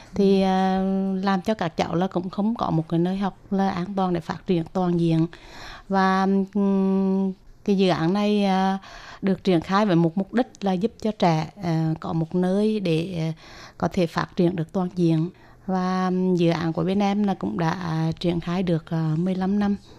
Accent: Huế, Thua Thien Hue, Vietnam; mình đến từ uh, thành phố Huế, tỉnh Thừa Thiên Huế

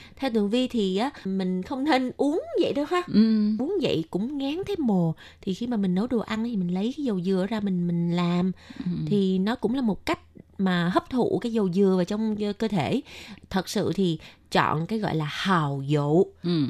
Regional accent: Vietnam; now in Taiwan; người Việt Nam mình

